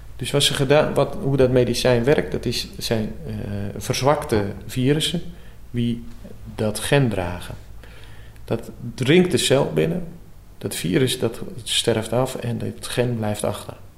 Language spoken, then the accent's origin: Dutch; Urk, Flevoland, Netherlands